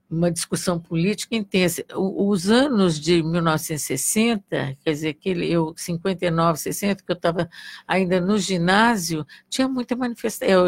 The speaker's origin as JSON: {"language": "Portuguese", "town": "Santos", "region": "São Paulo", "country": "Brazil", "tie": "born or raised there", "also_born_or_lived": "Contagem", "said": "Eu nasci em Contagem, em Minas Gerais. E, e, e, logo é, é, eu tenho uma, uma experiência interessante de vida, né? Porque logo, eu, com quatro meses, meu pai foi trabalhar em Santos, em São Paulo"}